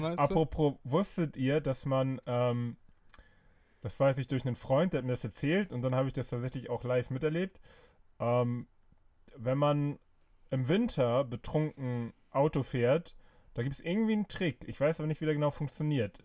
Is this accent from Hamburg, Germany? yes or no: no; Flensburg, Schleswig-Holstein, Germany; ich bin ja äh, gebürtiger Flensburger